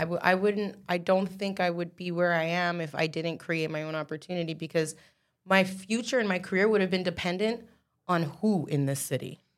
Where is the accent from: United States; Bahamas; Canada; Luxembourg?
Canada; I'm talking about just being Canadian artists